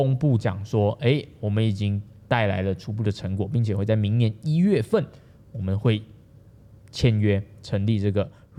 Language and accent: Chinese; Johor, Malaysia; 我们柔佛人